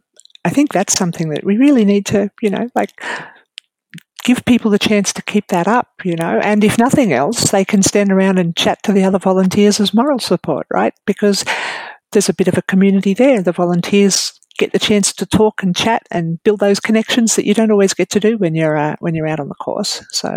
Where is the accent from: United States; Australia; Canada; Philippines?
Australia; Queensland; I'm from Queensland. And I'm only down in Melbourne for a little while, so I can't run.